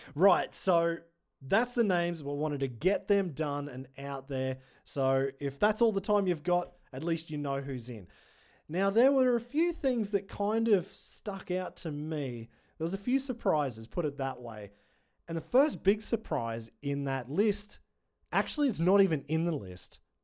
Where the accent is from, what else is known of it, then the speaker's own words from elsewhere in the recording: Australia; I'm an Aussie